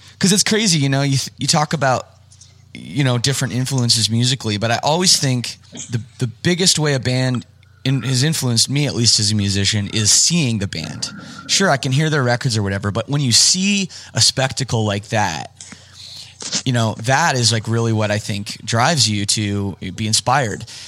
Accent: Canada; I'm from Canada

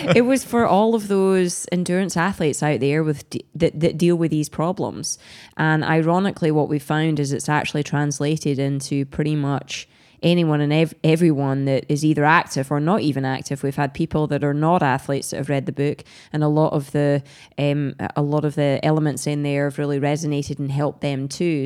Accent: Scotland, United Kingdom; I'm Scottish

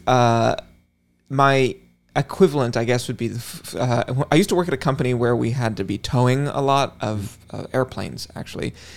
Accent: West Coast, United States; as someone who grew up on the, the West Coast

